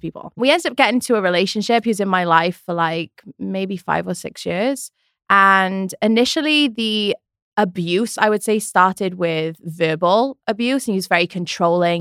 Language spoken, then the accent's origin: English; Wales, United Kingdom; moved away as an adult; now in United States; I'm from Wales. I moved when I was twenty-one, two thousand eleven